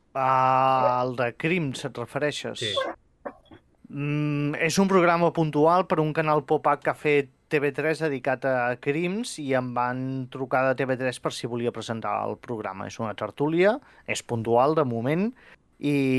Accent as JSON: {"language": "Catalan", "town": "Figueres", "region": "Catalonia", "country": "Spain", "tie": "born or raised there", "also_born_or_lived": "Girona", "said": "jo sóc nascut a Figueres i vaig viure i fins als 18 anys"}